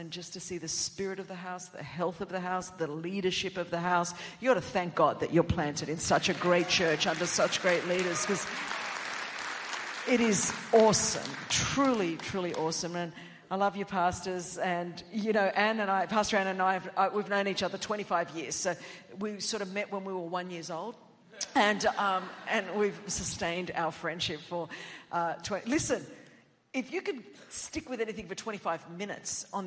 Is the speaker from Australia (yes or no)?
yes; Australia; first language Greek; English is a second language; I did not speak English until I was 5, and my home in Australia